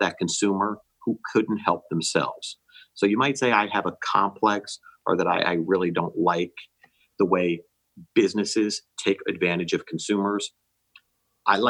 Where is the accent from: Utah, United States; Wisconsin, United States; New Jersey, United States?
New Jersey, United States; now in Florida, United States; Growing up in New Jersey